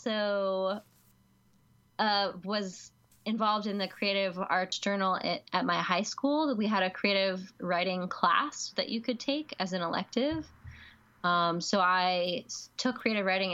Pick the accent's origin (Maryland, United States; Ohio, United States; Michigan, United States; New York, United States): Maryland, United States; Catonsville; I am from Baltimore, the Baltimore area. I grew up in like Arbutus, Catonsville area